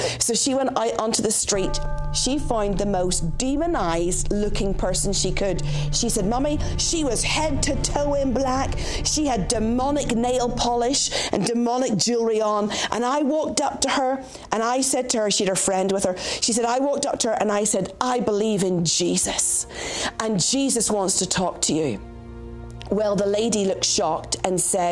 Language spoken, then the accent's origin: English; Northern Ireland, United Kingdom; I grew up in Northern Ireland.